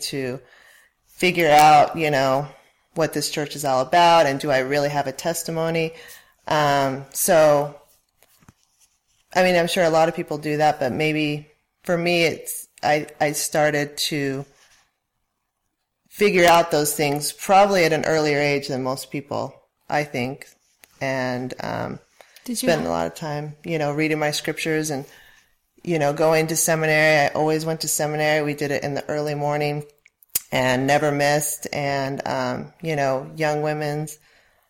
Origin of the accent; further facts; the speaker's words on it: Colorado, United States; now in Utah, United States; I grew up in Colorado and come from a very active family.